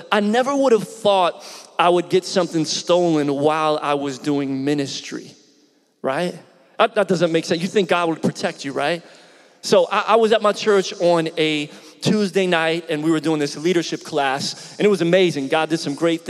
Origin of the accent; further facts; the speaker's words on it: Philadelphia, Pennsylvania, United States; moved away as an adult; now in Tampa, United States; I grew up in Philly originally.